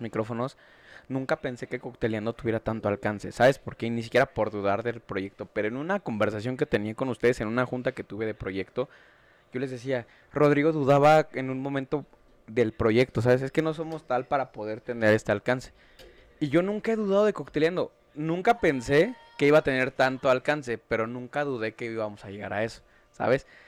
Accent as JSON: {"language": "Spanish", "region": "Mexico City", "country": "Mexico", "tie": "born or raised there", "said": "soy de Iztapalapa, nací en Iztapalapa, crecí en Iztapalapa."}